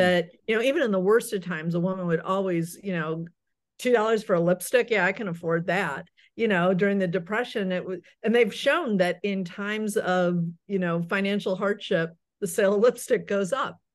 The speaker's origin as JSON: {"language": "English", "town": "Akron", "region": "Ohio", "country": "United States", "tie": "born or raised there", "also_born_or_lived": "New York", "moved": "yes", "lives_now": "Chicago, United States", "said": "I grew up in Akron, Ohio"}